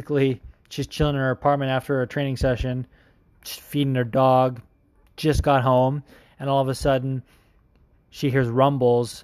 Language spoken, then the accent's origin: English; Las Vegas, Nevada, United States; the Vegas area, which shout out to you because that's my hometown